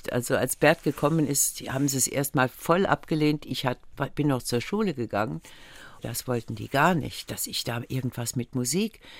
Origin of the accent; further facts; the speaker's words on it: Völklingen, Saarland, Germany; war so ein bisschen am Rande von Völklingen und ich bin so ganz normal aufgewachsen.